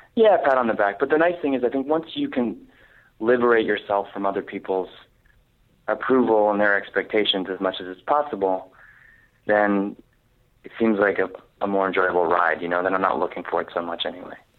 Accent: Jersey Shore, New Jersey, United States; moved away; And Jersey Shore is exactly where I'm from. It's not even like I'm from another part of the state. That is precisely where I grew up.

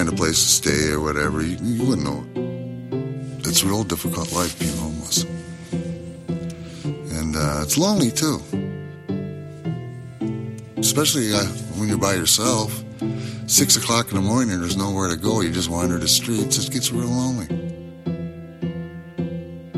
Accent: St. Paul, Minnesota, United States; I'm from St. Paul, Minnesota. I was born here.

